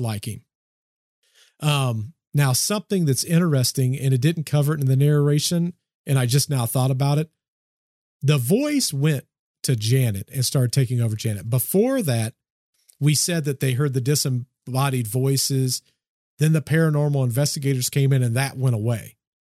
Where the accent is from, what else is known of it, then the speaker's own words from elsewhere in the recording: United States; I'm from the States